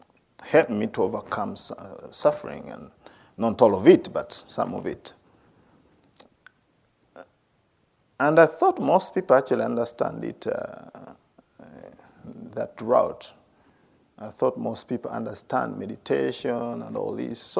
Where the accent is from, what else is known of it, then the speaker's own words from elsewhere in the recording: Uganda; moved away as an adult; also born or lived in India; I grew up in Uganda